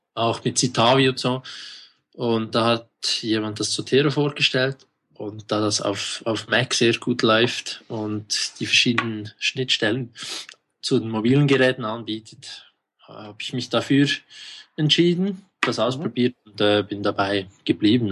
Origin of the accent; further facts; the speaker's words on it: Switzerland; accent: Swiss; Ich bin aus der Schweiz, wie man unschwer an meinem Dialekt feststellen kann.